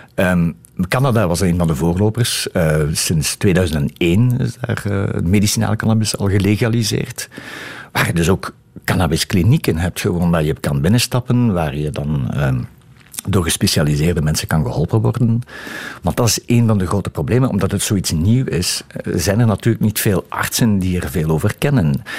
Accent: Diepenbeek, Flanders, Belgium; also born or lived in Hasselt; ik ben geboren in Hasselt, maar we woonden toen al in Diepenbeek. Dat is een, een dorp naast Hasselt.

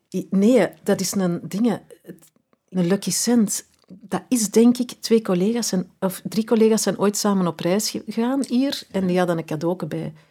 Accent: Edegem, Flanders, Belgium; moved away; ben verhuisd, maar als kind, ja, wij zijn alle twee van Eregem.

